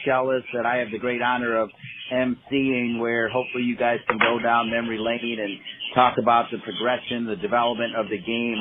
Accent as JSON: {"language": "English", "region": "Ohio", "country": "United States", "tie": "born or raised there", "said": "my home state to call it home, Ohio"}